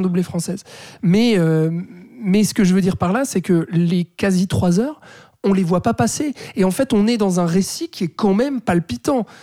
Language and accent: French; Switzerland; chez nous en Suisse